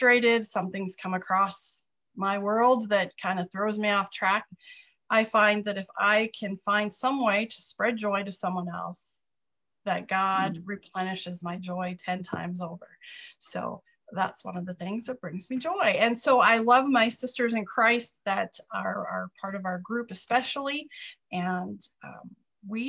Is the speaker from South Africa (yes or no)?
no; Canada; now in North Dakota, United States; I am Canadian, but I live here